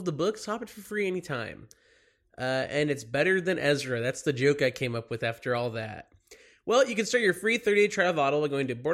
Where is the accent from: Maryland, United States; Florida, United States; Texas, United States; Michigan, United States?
Texas, United States; Dallas; also born or lived in Los Angeles; now in New York, United States; I'm from Dallas